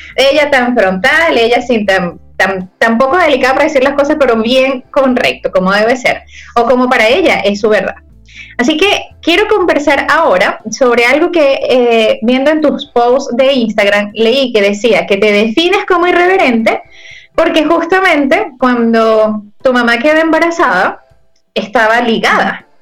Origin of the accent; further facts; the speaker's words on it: Ciudad Guayana, Bolívar, Venezuela; Yo también soy de allí